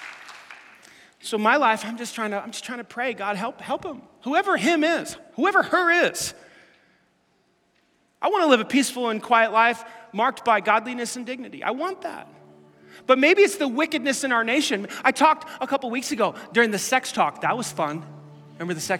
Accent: New York City, New York, United States; I grew up in Staten Island

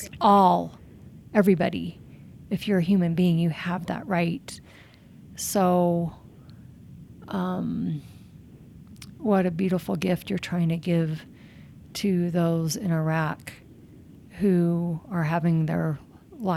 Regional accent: United States; I was born in America and have lived here all my life.

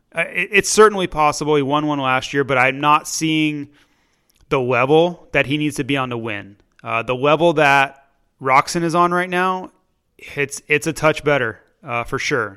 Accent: Florida, United States; we're both from Florida and Tampa Bay

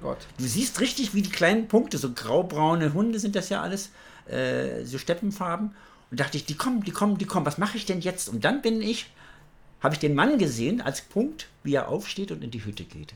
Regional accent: Germany; wo kommst du her? Deutschland

